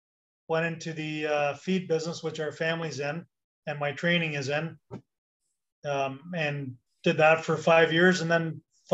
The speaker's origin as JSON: {"language": "English", "town": "Tavistock", "region": "Ontario", "country": "Canada", "tie": "born or raised there", "said": "Yes, born and raised in Tavistock."}